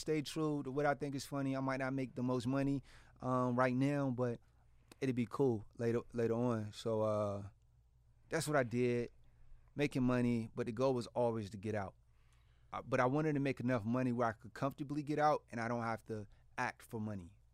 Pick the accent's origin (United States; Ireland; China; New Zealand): United States; Portsmouth, Virginia; I'm from Portsmouth. Like, this is, this is, I grew up around this